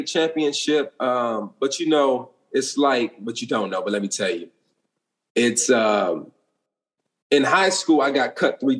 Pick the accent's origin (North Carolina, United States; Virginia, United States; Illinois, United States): Virginia, United States; Alexandria; moved away as an adult; also born or lived in California; I grew up in Alexandria, Virginia. We call it the DMV because it's D.C., Maryland, and Virginia.